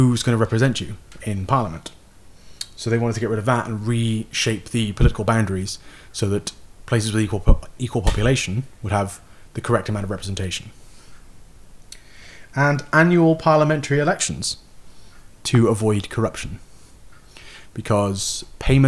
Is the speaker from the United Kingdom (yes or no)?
yes; Newport, Wales, United Kingdom; Newport, Wales. My hometown